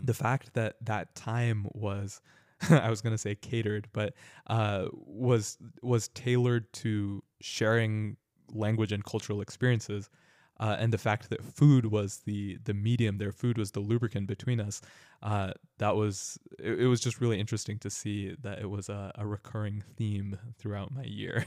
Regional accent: suburban California, United States; also born or lived in Danville; growing up in suburban California, uh, my entire life

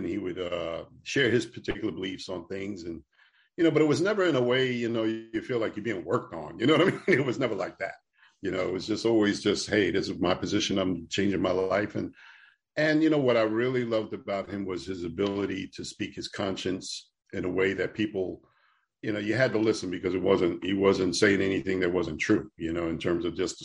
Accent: New York City, New York, United States; I'm just a simple guy from New York City, man. I grew up in New York, born and raised in Manhattan, in Queens. When I was 11, we moved to Queens.

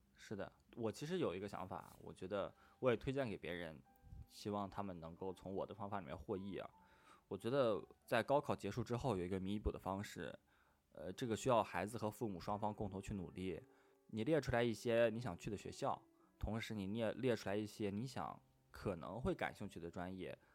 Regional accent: northern China, China; moved away as an adult; also born or lived in Shanghai; 我从小一直生活在北方

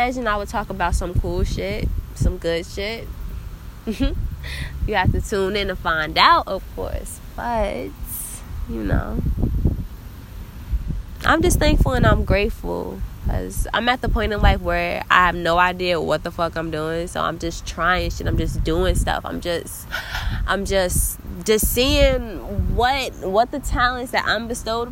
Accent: New Jersey, United States; I'm a girl from Jersey.

